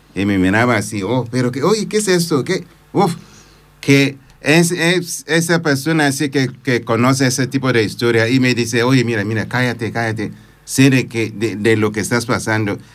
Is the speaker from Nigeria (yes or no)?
yes; Nigeria; Spanish is a second language; moved away as an adult; now in Cerdanyola del Vallès, Spain; Soy de Nigeria, sí, de, ese país, pero prefiero que sea África